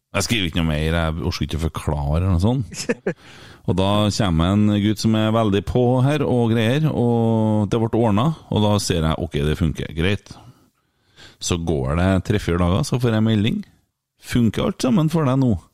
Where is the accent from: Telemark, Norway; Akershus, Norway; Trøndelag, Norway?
Trøndelag, Norway; Åfjord